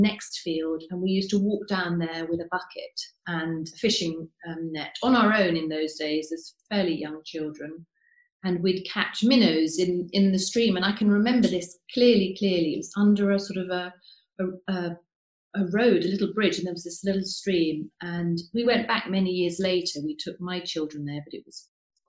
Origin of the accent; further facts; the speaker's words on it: Cambridge, East of England, United Kingdom; I was born in Cambridge, where I grew up